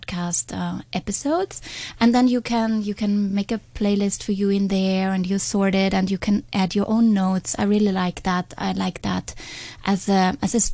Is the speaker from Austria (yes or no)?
yes; Austria; accent: Austrian; English is a second language; I'm not a native speaker, how my Austrian accent